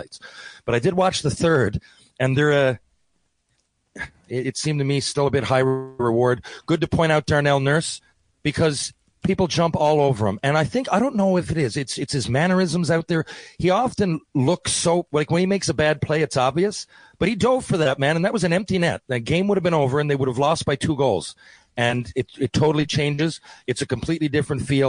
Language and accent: English; Canada; we're all Canadian